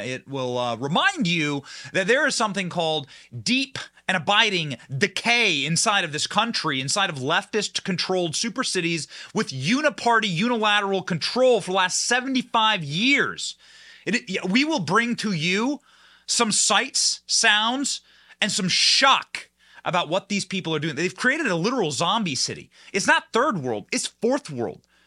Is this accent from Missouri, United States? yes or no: no; Cedar Rapids, Iowa, United States; now in Tampa, United States; my hometown was Cedar Rapids, Iowa, actually a little farm enclave